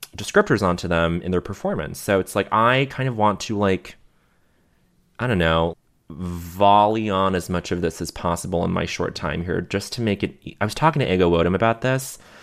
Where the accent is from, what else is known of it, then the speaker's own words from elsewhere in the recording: Montreal, Quebec, Canada; growing up in Montreal